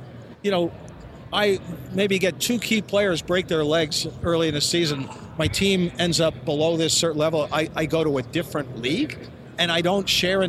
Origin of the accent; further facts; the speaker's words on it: Yonkers, New York, United States; I'm from Westchester County. I was born in Yonkers.